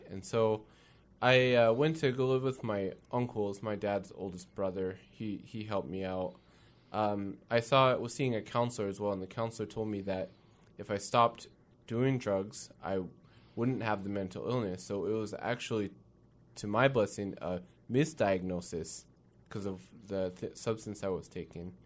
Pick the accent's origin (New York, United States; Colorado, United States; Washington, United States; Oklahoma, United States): Washington, United States; Kirkland; also born or lived in Renton, Washington; I'm a Northwest boy. Grew up in, uh, Kirkland, Washington most of my life